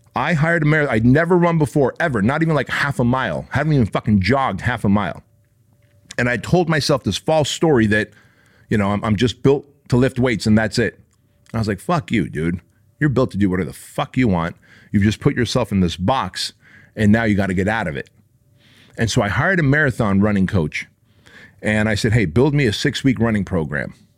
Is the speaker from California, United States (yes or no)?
yes; Santa Ana, California, United States; where I grew up in Santa Ana, California